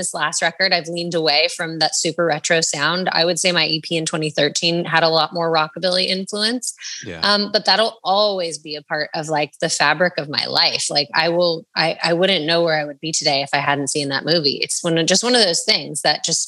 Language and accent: English; Agoura Hills, California, United States; my hometown of Agoura Hills